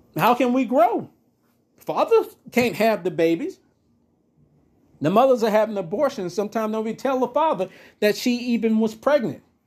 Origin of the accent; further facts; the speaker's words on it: United States; we as the American people